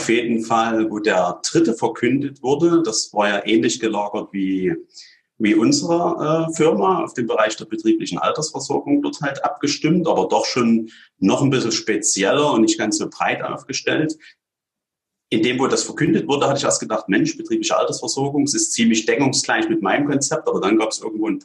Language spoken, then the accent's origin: German; Radebeul, Saxony, Germany; bin aus Rodeböll bei Dresden, bin viele Jahre schon in der Branche tätig